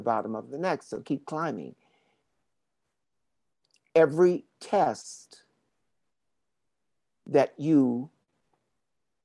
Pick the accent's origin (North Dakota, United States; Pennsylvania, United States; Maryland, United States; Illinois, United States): Maryland, United States; Baltimore; moved away as an adult; also born or lived in New York; I grew up in Baltimore, Maryland